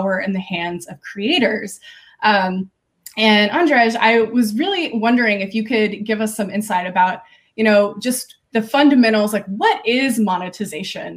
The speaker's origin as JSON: {"language": "English", "region": "the South", "country": "United States", "tie": "born or raised there", "said": "I grew up in the South"}